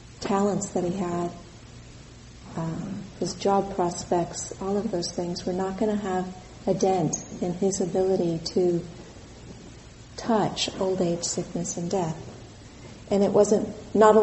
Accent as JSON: {"language": "English", "region": "Southern California", "country": "United States", "tie": "born or raised there", "also_born_or_lived": "Santa Cruz, California", "moved": "as an adult", "lives_now": "Colorado, United States", "said": "I was born in California. I was born in Southern California, and I came to Santa Cruz in 1979 to go to university here"}